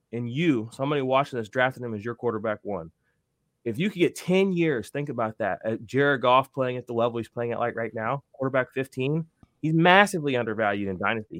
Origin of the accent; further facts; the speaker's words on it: Missouri, United States; I'm from Missouri, you know, Saint Louis Rams